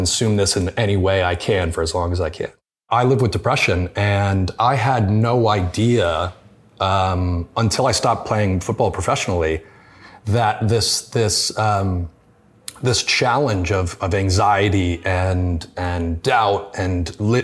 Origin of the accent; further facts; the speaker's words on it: United States; as an American, it wasn't inherent in my household